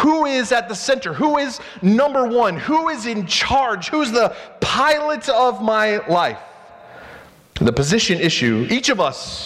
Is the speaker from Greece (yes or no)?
no; United States; we as American Christians